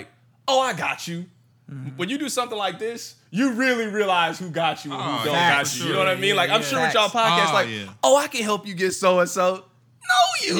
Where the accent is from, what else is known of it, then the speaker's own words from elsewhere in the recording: Kansas City, Missouri, United States; I grew up here. I grew up in Kansas City, Missouri